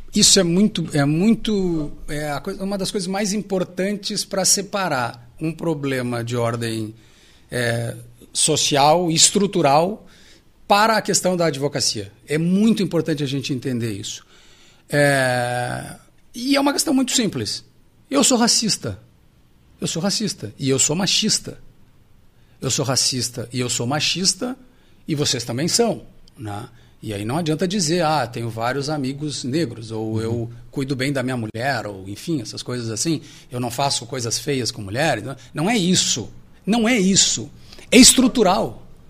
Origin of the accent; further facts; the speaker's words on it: Alegrete, Rio Grande do Sul, Brazil; eu sou natural do Alegrete